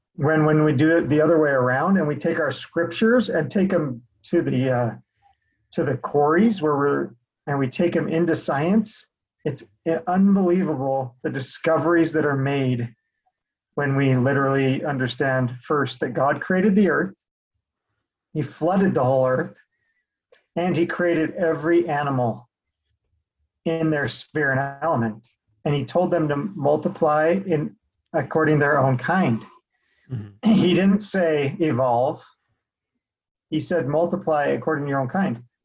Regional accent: Sandy, Utah, United States; also born or lived in South Jordan, Utah; was born and raised in Salt Lake City, Utah, actually, Sandy

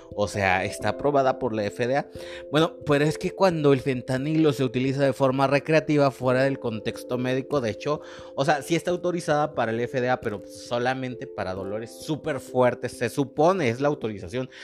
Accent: Mexico; also born or lived in Monterrey, Mexico; nosotros como mexicanos

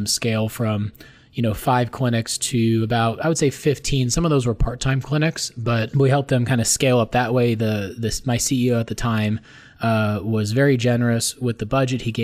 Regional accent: Glendale, Arizona, United States; also born or lived in Peoria, Arizona; born and raised in Glendale, Arizona

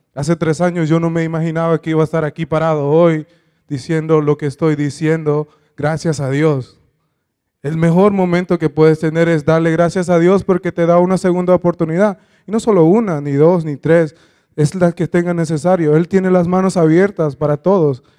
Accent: Honduras; yo soy de Honduras

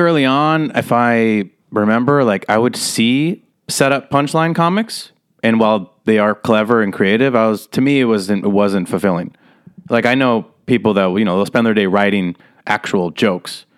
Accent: Las Vegas, Nevada, United States; moved away as an adult; also born or lived in San Diego / Los Angeles; I grew up in Las Vegas, Nevada

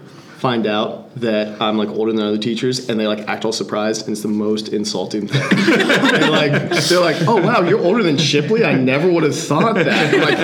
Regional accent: United States; born or raised there

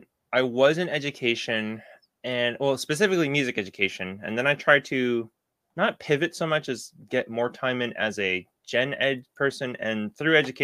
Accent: Boston, Massachusetts, United States; I'm from Boston

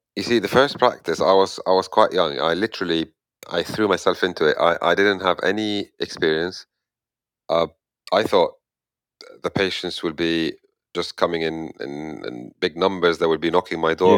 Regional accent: Egypt; moved away as an adult; where I come from, I come from Egypt

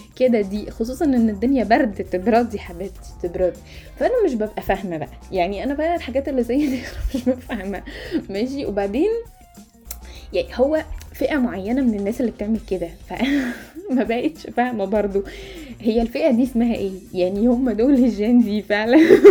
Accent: Egypt; احنا عرب مصريين

